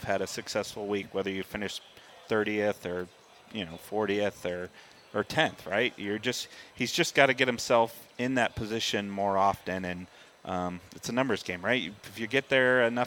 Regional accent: San Jose, California, United States; Growing up in San Jose, California

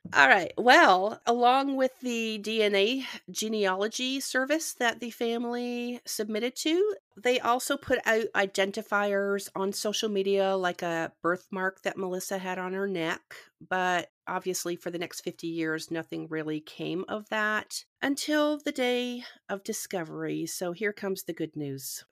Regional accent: Canada; moved away; I'm originally from Canada

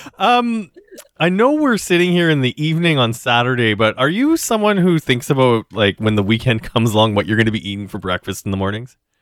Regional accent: Western Canada, Canada; now in Toronto, Canada; growing up in Western Canada

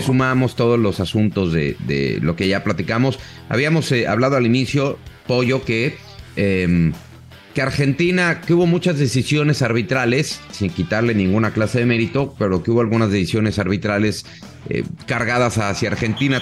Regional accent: Mexico; tanto como periodista mexicano

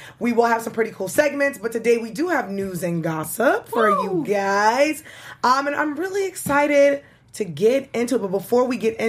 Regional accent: New York City, New York, United States; I am from Brooklyn

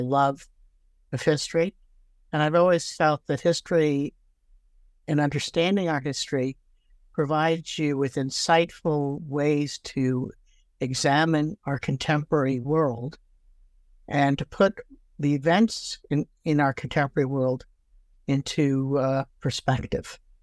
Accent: Toronto, Ontario, Canada; moved away as an adult; also born or lived in Brooklyn, New York / Fredericton, New Brunswick; now in Victoria, Canada; I um, was actually born in uh, Brooklyn, New York, but my family moved to Canada when I was uh, eight years old. And I actually grew up in Toronto

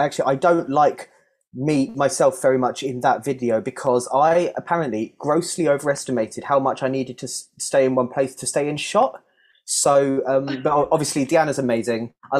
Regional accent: South East England, United Kingdom; I grew up just around London, but the edges were knocked off my accent over. I've lived down here for about 10 years now

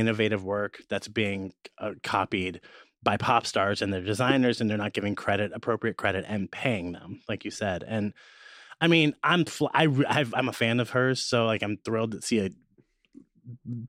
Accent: Midwest, United States; I'm from the Midwest

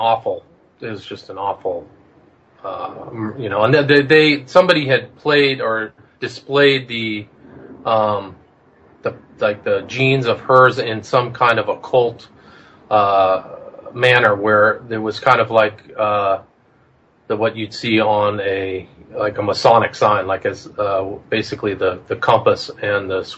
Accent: Palo Alto, California, United States; You know, I grew up in Palo Alto, so I was familiar with that whole situation, the rumors.

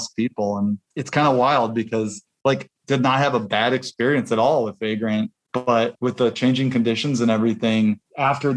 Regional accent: Bloomington, Indiana, United States; we're from Bloomington, Indiana, very similar, small college town

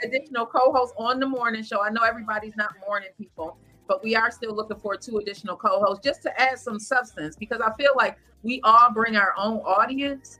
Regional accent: Lackawanna, New York, United States; also born or lived in Buffalo; my hometown of Lackawanna

